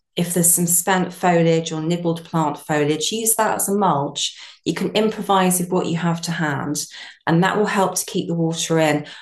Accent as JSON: {"language": "English", "town": "Brighton", "region": "South East England", "country": "United Kingdom", "moved": "as an adult", "said": "I'm from Brighton originally, and I moved to my small holding about 12 years ago"}